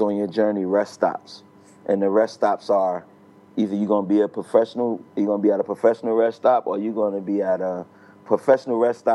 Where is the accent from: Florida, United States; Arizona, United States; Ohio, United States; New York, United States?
New York, United States; New York City; I grew up in New York City, in Brooklyn